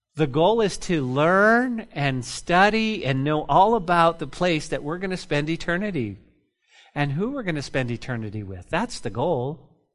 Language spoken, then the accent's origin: English; New Mexico, United States; moved away; my home state